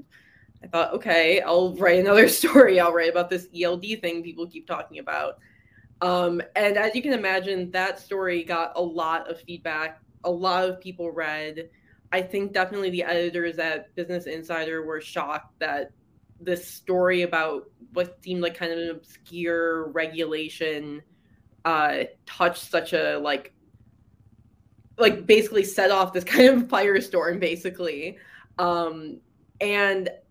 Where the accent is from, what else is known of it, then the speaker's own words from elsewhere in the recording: Detroit, Michigan, United States; moved away as an adult; also born or lived in Seoul, South Korea; I'm from Michigan. I grew up in the Detroit area and lived in Michigan my whole life